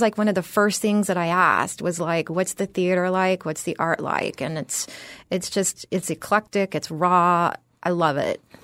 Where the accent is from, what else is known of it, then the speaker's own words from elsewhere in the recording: San Antonio, Texas, United States; moved away as an adult; also born or lived in Austin, Texas / San Francisco Bay Area / New York City / New Jersey; now in Florida, United States; I grew up in San Antonio, Texas